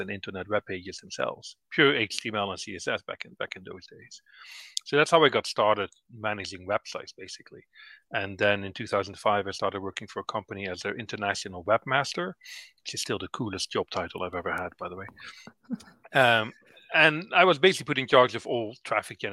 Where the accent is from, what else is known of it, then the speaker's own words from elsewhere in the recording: Netherlands; moved away as an adult; now in Northern Ireland, United Kingdom; I moved from the Netherlands, where I'm originally from, to Northern Ireland in 2009.